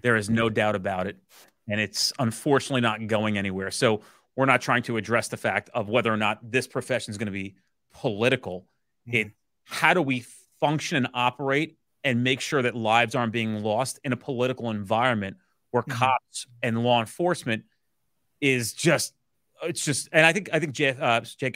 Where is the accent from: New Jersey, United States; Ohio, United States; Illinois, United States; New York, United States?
New Jersey, United States; I'm a New Jersey based boy who grew up here, uh, has no intention of leaving here